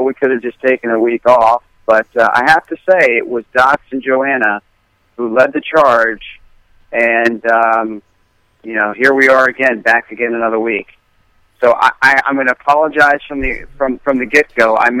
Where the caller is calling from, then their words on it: Long Beach Island, New Jersey, United States; I'm calling from Long Beach Island in New Jersey on a family vacation. And we've been here for a week.